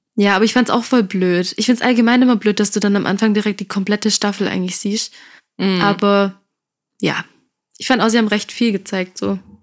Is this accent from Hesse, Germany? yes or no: no; Stuttgart, Baden-Württemberg, Germany; wir kommen aus Stuttgart